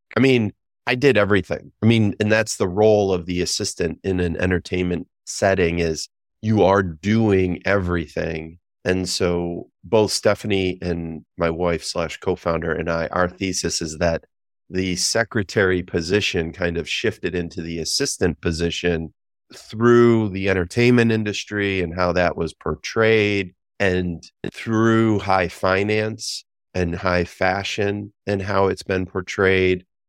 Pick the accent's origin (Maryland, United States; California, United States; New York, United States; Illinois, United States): New York, United States; Western; moved away as an adult; I lived in New York City for twenty years after growing up in Western New York